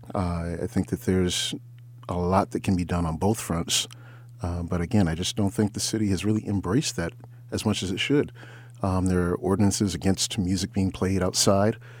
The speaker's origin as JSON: {"language": "English", "town": "Ann Arbor", "region": "Michigan", "country": "United States", "moved": "as an adult", "lives_now": "Detroit, United States", "said": "originally I'm from Ann Arbor"}